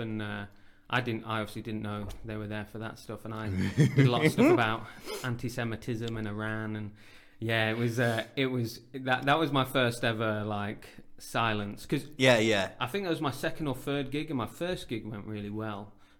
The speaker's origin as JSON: {"language": "English", "area": "Derbyshire", "region": "East Midlands", "country": "United Kingdom", "tie": "born or raised there", "also_born_or_lived": "Birmingham / King's Heath, Birmingham", "moved": "as an adult", "said": "So, I was born in Birmingham. My family moved when I was about 3 years old to Derbyshire, so I grew up in the countryside. Mm. But then I moved back to King's Heath and lived with my cousin for a couple of years after uni."}